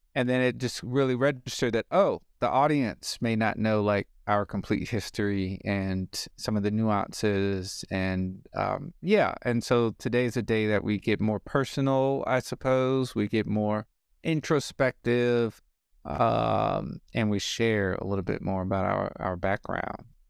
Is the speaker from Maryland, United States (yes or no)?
no; New Orleans, Louisiana, United States; I was born in New Orleans.